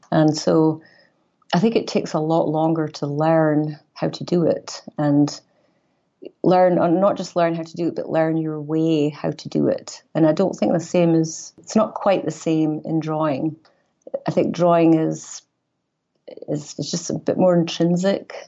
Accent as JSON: {"language": "English", "town": "Aberdeen", "region": "Scotland", "country": "United Kingdom", "tie": "born or raised there", "also_born_or_lived": "Glasgow", "moved": "as an adult", "lives_now": "Chicago, United States", "said": "I was born in Aberdeen, Northeast Scotland"}